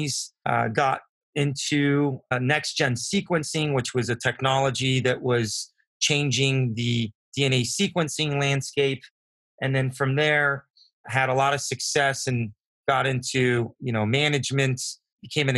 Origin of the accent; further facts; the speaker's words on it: San Diego, California, United States; Growing up in San Diego, I was very fortunate to grow up in a biotech community around innovators